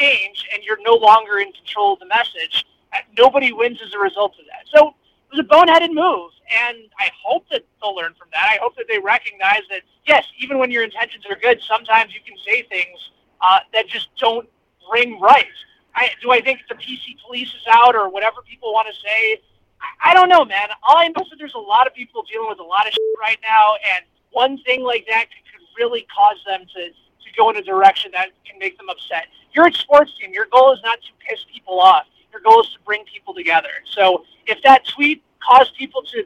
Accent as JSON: {"language": "English", "town": "Chicago", "region": "Illinois", "country": "United States", "moved": "yes", "lives_now": "Kansas City, United States", "said": "I'm from Chicago, and I went to games as a kid at Wrigley Field"}